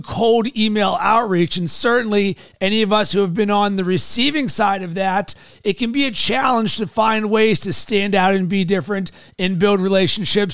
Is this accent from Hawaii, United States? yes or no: no; Fort Wayne, Indiana, United States; I was born in Fort Wayne, Indiana